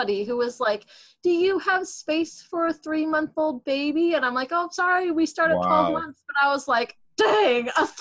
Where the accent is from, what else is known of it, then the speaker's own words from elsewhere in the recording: Seattle, Washington, United States; I moved back to my hometown in Seattle here